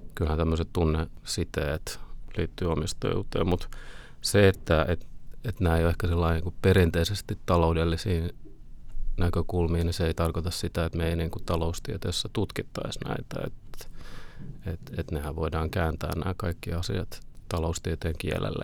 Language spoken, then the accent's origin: Finnish; Finland; moved away as an adult; also born or lived in Oslo, Norway